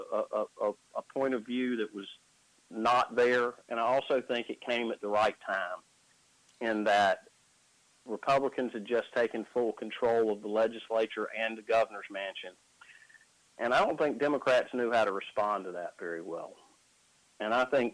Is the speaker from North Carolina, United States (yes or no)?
yes; Wadesboro, North Carolina, United States; also born or lived in Shelby, North Carolina; now in Carrboro, United States; I grew up in Wadesboro, North Carolina. Now I live in Carrboro, North Carolina.